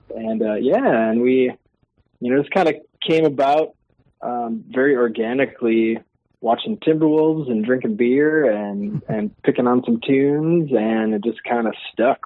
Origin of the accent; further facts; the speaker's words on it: Brooklyn Park, Minnesota, United States; we grew up in Brooklyn Park, in that area, and uh, Osseo